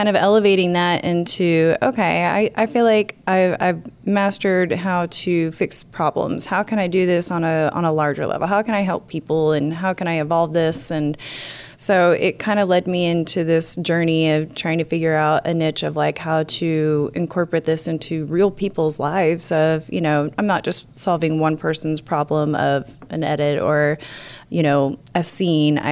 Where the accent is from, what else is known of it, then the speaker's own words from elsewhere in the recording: Oklahoma, United States; also born or lived in Enid, Oklahoma / California; I am from Oklahoma. I grew up in UConn. I moved to Enid. I've been in every small town possible.